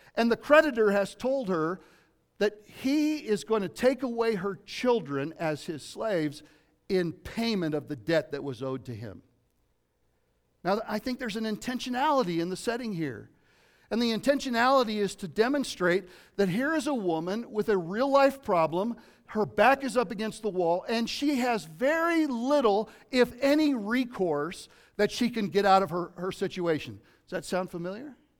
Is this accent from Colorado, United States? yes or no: yes; Lafayette, Colorado, United States; also born or lived in Southern California; from Colorado, from eight years old on, I grew up in East Boulder County, uh, in Lafayette, Colorado.